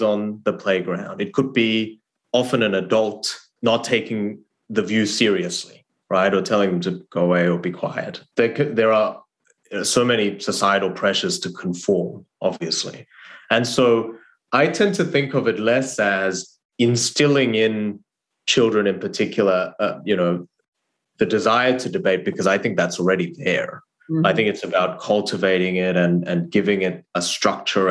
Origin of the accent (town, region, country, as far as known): Australia; born or raised there; English is a second language; moved away as an adult; also born or lived in South Korea / Harvard